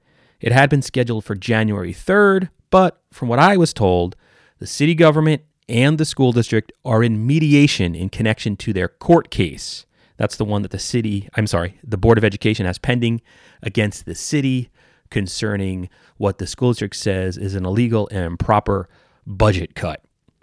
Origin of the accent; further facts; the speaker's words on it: Somers, New York, United States; My guests today are two people I went to school with growing up in Somers, New York.